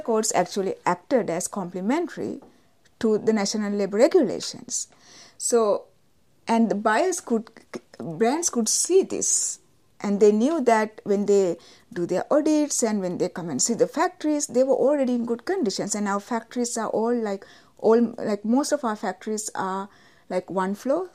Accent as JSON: {"language": "English", "country": "Sri Lanka", "said": "I'm from Sri Lanka"}